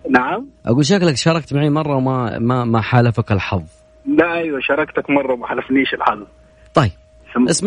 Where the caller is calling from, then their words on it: Al-Ahsa, Eastern Province, Saudi Arabia; انا بكلمك من الاحساء